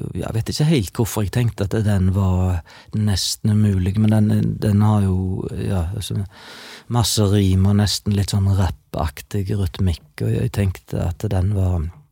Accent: Vikebygd, Rogaland, Norway; jeg er fra Vikebygd, i det som tidligere var Ølen kommune i Sunnhordland, altså helt sør i Hordaland

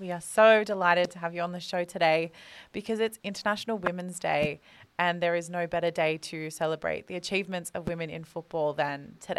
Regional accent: Australia; now in Sydney, Australia; We're two Australian girls

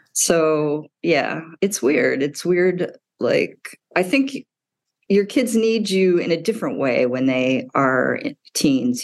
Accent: Midwest, United States; now in New York City, United States; I grew up in the Midwest.

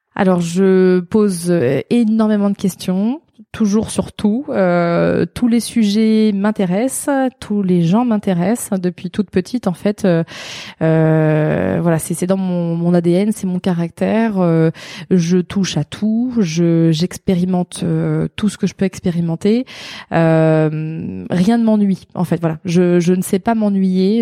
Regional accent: Alençon, Normandy, France; also born or lived in Caen / Montivilliers; j'ai passé de mes 5 ans à 17 ans euh, dans l'Orne, à côté d'Alençon

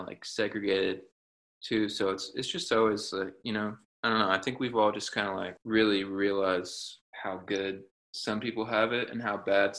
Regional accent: United States; growing up in America

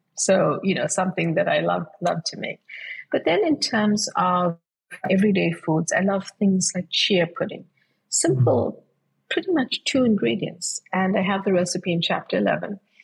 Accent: South Africa; moved away as an adult; now in United States; I grew up, my childhood was spent uh, before I moved to the US to study, was I grew up in South Africa.

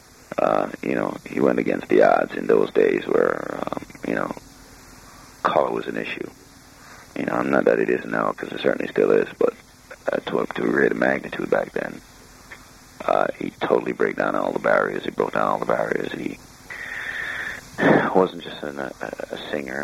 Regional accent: Jamaica; I'm Jamaican

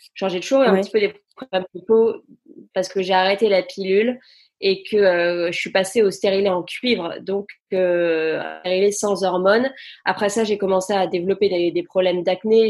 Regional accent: France; moved away as an adult; also born or lived in London, United Kingdom / Brighton, United Kingdom; now in United Kingdom; j'ai quitté la France quand j'avais 19 ans

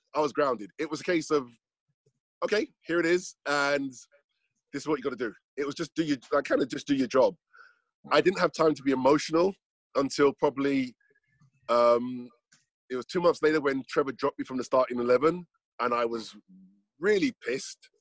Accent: London, United Kingdom; moved away; I was from London

